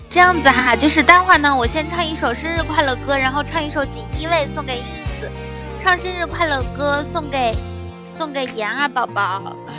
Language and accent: Chinese; Inner Mongolia, China; 在家里面啊。内蒙古。